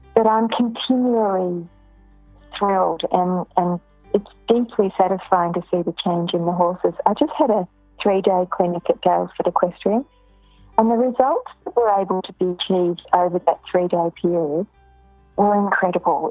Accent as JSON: {"language": "English", "town": "Ballarat", "region": "Victoria", "country": "Australia", "tie": "born or raised there", "also_born_or_lived": "Melbourne", "said": "I was born in Ballarat and my family is still there"}